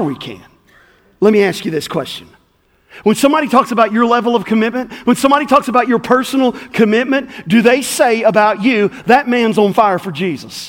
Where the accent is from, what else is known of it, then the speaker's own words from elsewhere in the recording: Southport, Florida, United States; I'm from Southport. I'll put it in Southportian vernacular.